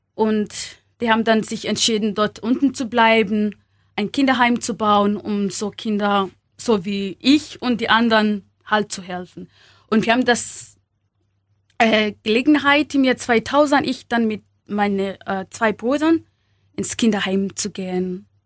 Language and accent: German; Kenya; German is a second language; moved away as an adult; also born or lived in Upper Palatinate, Germany; now in Germany; in Kenia, wo ich, äh, wo ich aufgewachsen bin